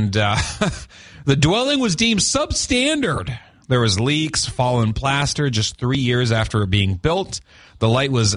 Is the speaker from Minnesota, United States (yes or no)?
yes; Duluth, Minnesota, United States; I grew up in Park Point